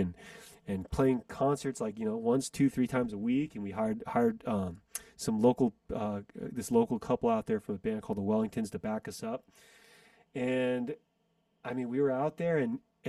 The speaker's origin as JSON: {"language": "English", "country": "United States", "said": "I'm not Chinese, I'm American."}